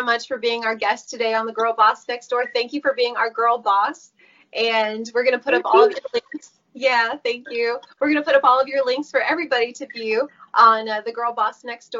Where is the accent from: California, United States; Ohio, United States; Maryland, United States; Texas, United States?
California, United States; California is a beautiful state. It's my home state